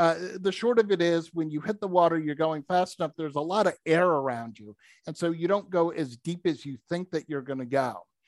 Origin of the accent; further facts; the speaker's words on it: Massachusetts, United States; First of all, growing up, I grew up in outside of Boston, Massachusetts.